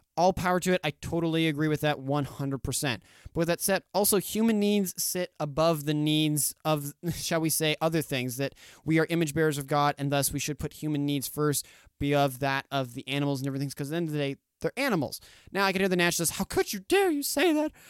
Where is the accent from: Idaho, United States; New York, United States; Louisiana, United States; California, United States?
Idaho, United States; Boise; now in Caldwell, United States; I grew up in Boise for about fifteen years.